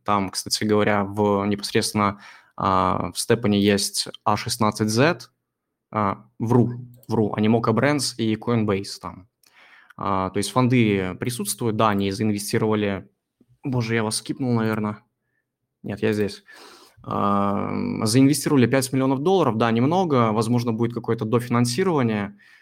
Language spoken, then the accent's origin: Russian; Belarus; я вообще с Беларуси